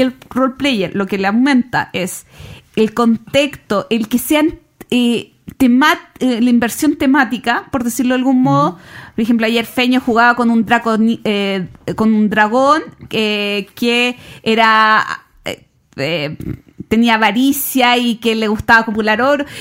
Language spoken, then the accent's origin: Spanish; Chile